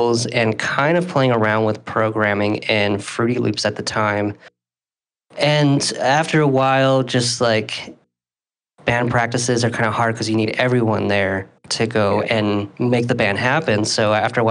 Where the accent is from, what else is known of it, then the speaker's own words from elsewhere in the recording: Salt Lake City, Utah, United States; also born or lived in Ventura, California; I currently reside in Salt Lake City. I've been out in Utah for most of my life, but originally I'm from Ventura, California